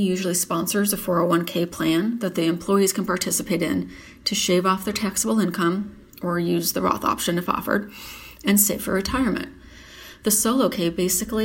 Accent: Michigan, United States; moved away as an adult; also born or lived in Dallas, Texas; now in McKinney, United States; I grew up in Michigan and earned a Bachelor of Science degree from Eastern Michigan University. About a month after graduation, I packed up a U-Haul and moved to Dallas

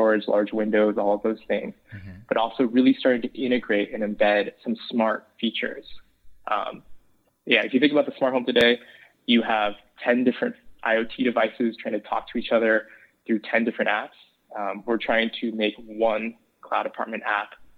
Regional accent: San Francisco, California, United States; I grew up in San Francisco

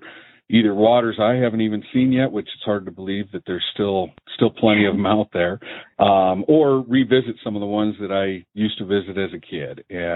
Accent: Montana, United States; growing up in Montana

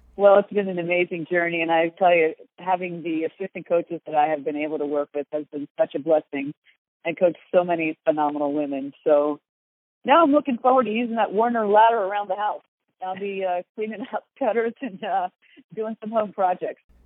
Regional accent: Philadelphia, Pennsylvania, United States; I'm from Philly and sarcasm is sort of our natural language there.

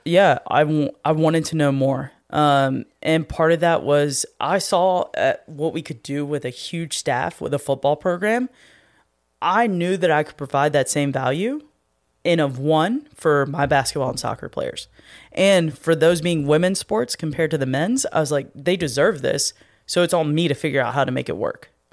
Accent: North Carolina, United States; moved away; where I grew up in North Carolina

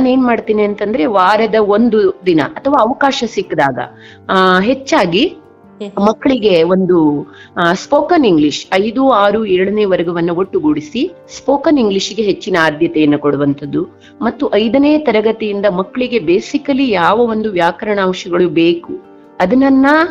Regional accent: Karnataka, India; ನಮ್ಮದೇ ತಾಲೂಕಿನ Gundubala number one ಶಾಲೆಗೆ ಆಯ್ಕೆಯಾದಾಗ

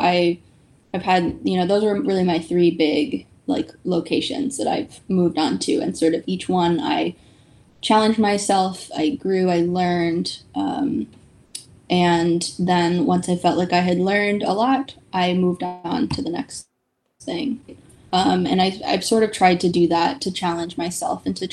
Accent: near the Monterey Bay Aquarium, California, United States; I grew up in California, really close to the Monterey Bay Aquarium

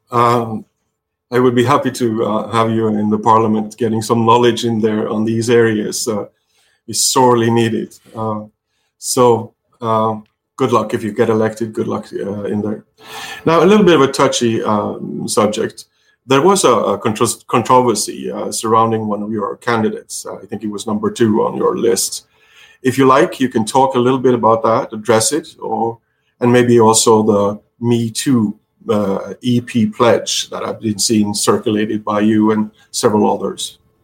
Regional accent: Norway; I'm a pirate from Norway

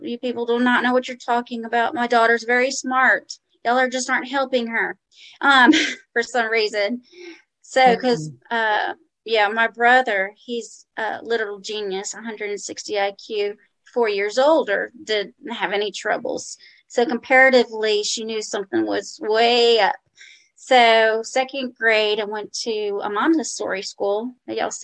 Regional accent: New Orleans, Louisiana, United States; now in Birmingham, United States; I presently live in Birmingham, Alabama, but I grew up in New Orleans, Louisiana

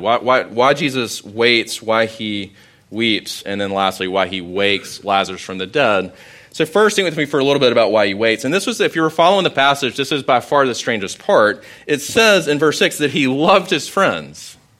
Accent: Sumter, South Carolina, United States; I grew up in Sumter

